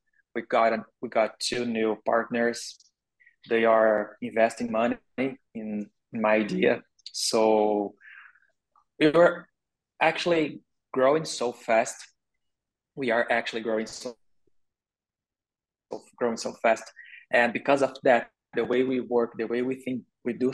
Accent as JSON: {"language": "English", "country": "Brazil", "also_born_or_lived": "Canada", "second_language": "English", "said": "I am from Brazil and the Portuguese is our official language here"}